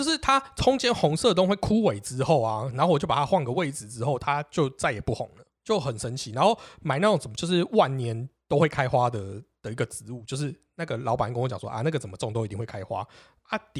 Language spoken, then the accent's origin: Chinese; Xindian, New Taipei, Taiwan; 我们家小时候住在新店，对，那时候新店还算是比较不热闹的那一个区块。新店有分比较热闹的那一个区块，跟比较不热闹的那一个，我们比较偏偏山边。